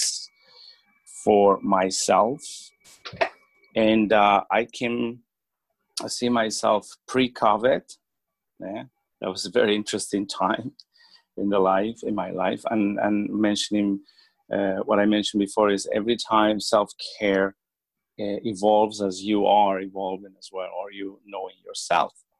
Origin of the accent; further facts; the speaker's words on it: Bolivia; moved away as an adult; now in Etobicoke, Canada; I'm originally from Bolivia, so I practice there as well